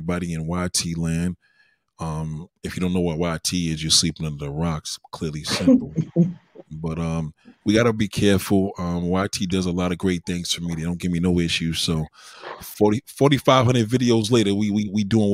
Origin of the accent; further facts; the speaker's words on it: New York City, New York, United States; I'm that New Yorker